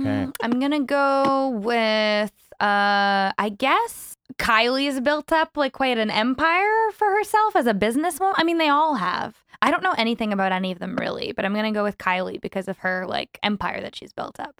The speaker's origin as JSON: {"language": "English", "town": "Vancouver", "region": "British Columbia", "country": "Canada", "tie": "born or raised there", "said": "born and raised Vancouver, BC, and I also reside there currently."}